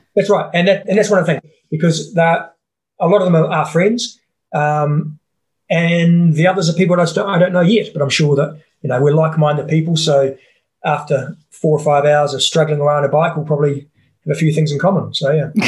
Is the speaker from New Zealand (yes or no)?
yes; New Zealand; I'm a Kiwi